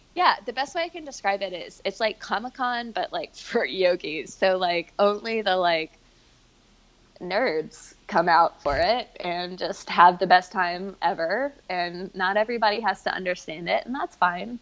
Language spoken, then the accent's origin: English; Memphis, Tennessee, United States; moved away as an adult; my parents still live in my hometown, Memphis